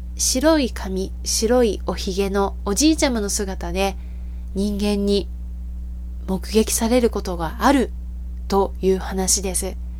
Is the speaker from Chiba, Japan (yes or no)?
no; Osaka, Japan; 生まれ故郷の大阪